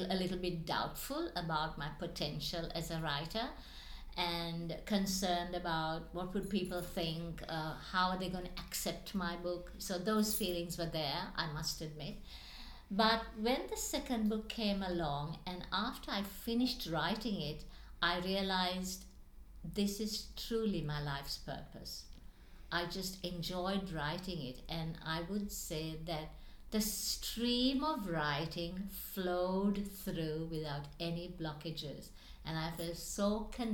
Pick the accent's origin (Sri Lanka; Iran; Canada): Sri Lanka; moved away; I was born in Sri Lanka